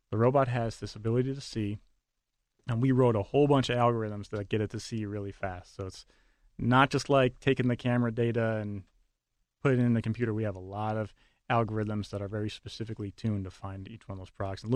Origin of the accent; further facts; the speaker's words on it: Buffalo, New York, United States; also born or lived in Florida; now in Pittsburgh, United States; I'm originally from Buffalo